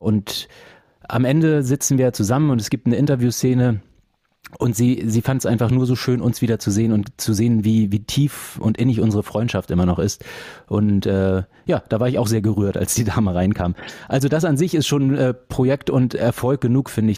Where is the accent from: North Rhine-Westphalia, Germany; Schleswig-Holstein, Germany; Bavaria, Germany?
Schleswig-Holstein, Germany; Flensburg; moved away; also born or lived in Hamburg; in meiner alten Heimat Flensburg